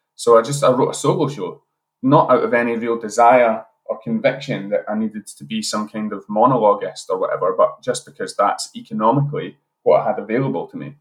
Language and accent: English; Edinburgh, Scotland, United Kingdom; moved away as an adult; now in Glasgow, United Kingdom; I'm originally from Edinburgh